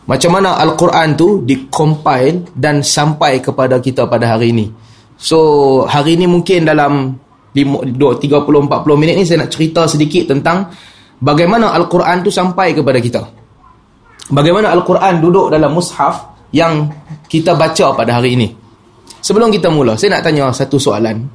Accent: Penang, Malaysia; Walaupun saya dilahirkan dan dibesarkan di Pinang

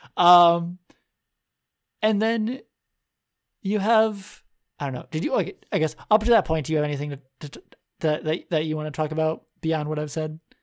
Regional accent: United States; we're American

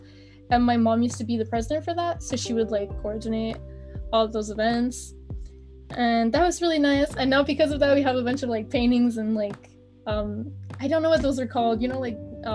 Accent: Quebec, Canada; first language French; English is a second language; So I live in Quebec. Which is in Canada. I don't like to say I'm Canadian. I like to say I'm a Quebecer

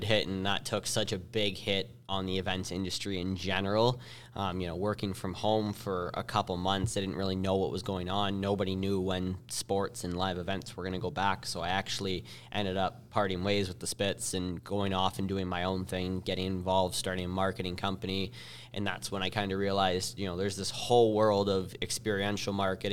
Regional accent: Windsor, Ontario, Canada; locally here in my hometown in Windsor

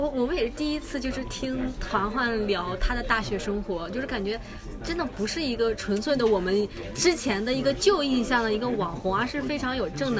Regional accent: China; 对我们中国人来说，清华是感觉是一个最高学府嘛。

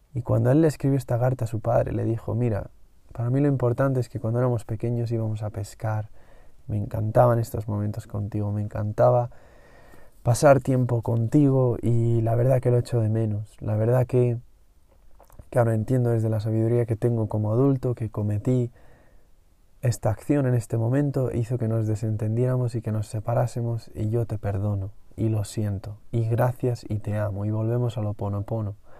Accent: Madrid, Community of Madrid, Spain; yo tuve la suerte de venir a mi pueblo al menos dos veces al año hasta que fui adolescente y eso me dio mucho contacto con la naturaleza, me dio mucho contacto con los animales, me permitió ver los dos mundos, el mundo de la capital en Madrid

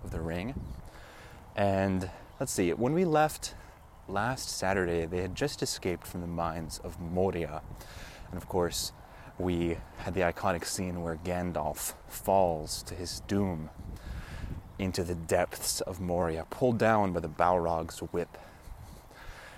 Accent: Oregon, United States; I'm not totally forgetful of the ways of my home country here in Oregon

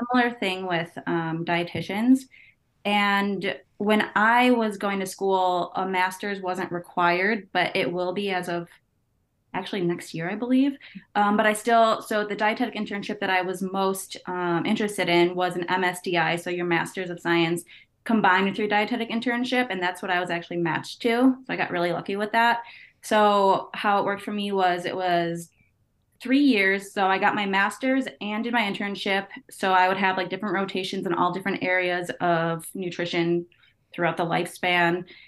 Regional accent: Chicago, Illinois, United States; I'm from the Chicagoland area, from the Northwest suburbs

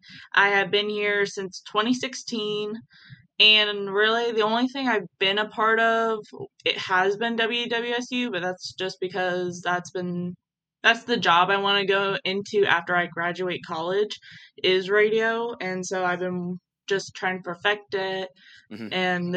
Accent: St. Mary's, West Virginia, United States; now in Columbus, United States; I am from St. Mary's, West Virginia. But I also live in Columbus, Ohio.

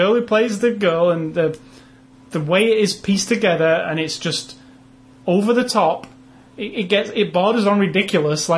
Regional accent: England, United Kingdom; I'm English

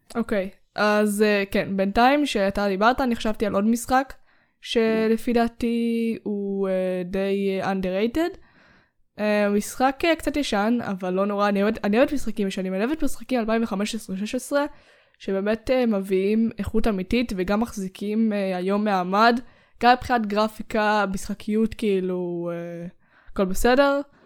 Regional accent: Israel; אנחנו ישראלים

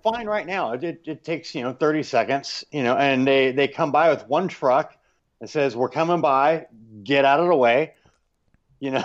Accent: United States; moved away; I'm still American

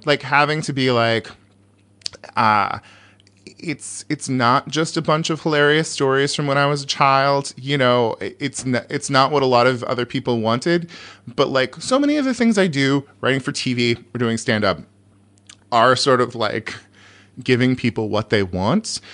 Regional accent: California, United States; I'm from California

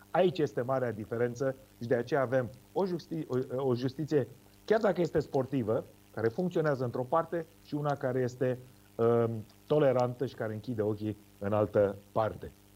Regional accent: Romania; cum eram noi din România

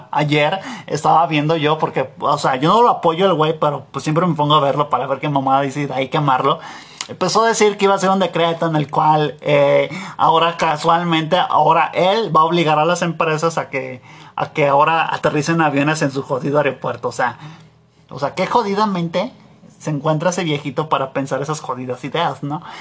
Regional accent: Michoacán, Mexico; now in Guanajuato, Mexico; yo, yo vengo de allá del Michitown y pues ya llegué acá al México llegar a México a jalarle y también ya, ya, ya vivo aquí en Guanajuato jalándole

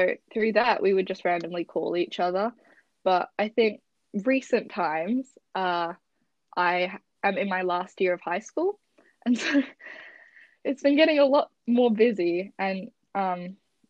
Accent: West Coast of Australia, Western Australia, Australia; I am also from the West Coast, except West Coast of Australia

